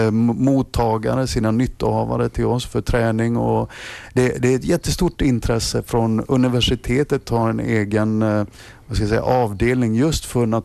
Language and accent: Swedish; Sweden; om, om jag som svensk lärare kan förstå de här teknikerna